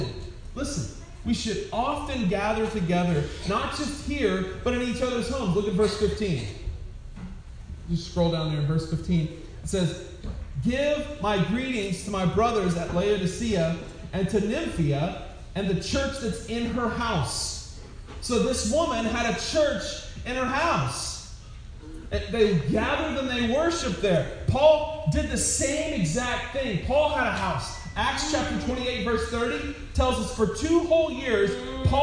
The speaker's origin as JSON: {"language": "English", "region": "Wyoming", "country": "United States", "tie": "born or raised there", "said": "I was born in Wyoming."}